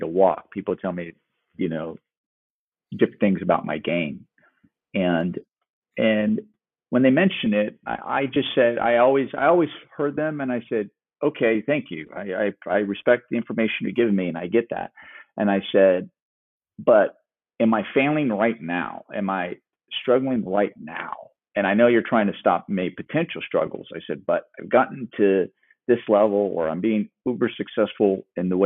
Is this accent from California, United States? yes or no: yes; California, United States; moved away as an adult; I came from California